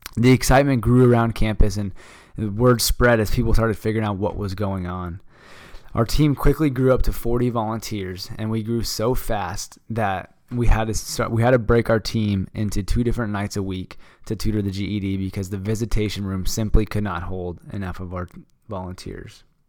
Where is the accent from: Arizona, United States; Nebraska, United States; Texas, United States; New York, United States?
Arizona, United States; Phoenix; I'm from Phoenix, Arizona